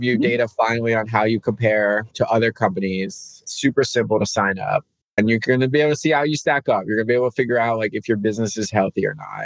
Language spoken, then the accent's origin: English; New Jersey, United States; I grew up in New Jersey